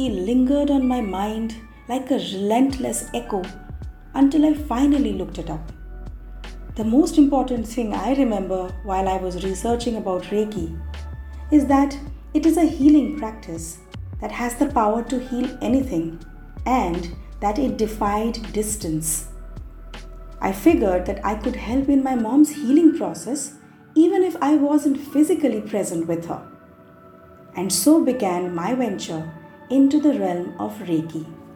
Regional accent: West Bengal, India; also born or lived in Mumbai, India; now in Delhi, India; Back in West Bengal, my hometown, my mom had been diagnosed with throat cancer

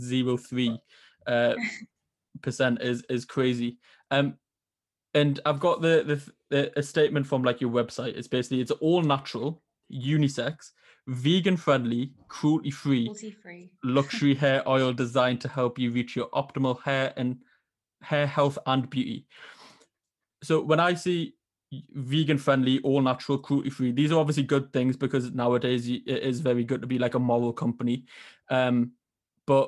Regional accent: Northern England, United Kingdom; accent: Northern; There's my accent getting ridiculed by Southerners again

